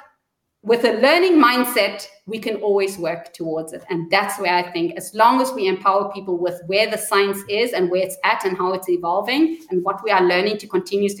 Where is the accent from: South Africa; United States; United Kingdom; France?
South Africa; I'm South African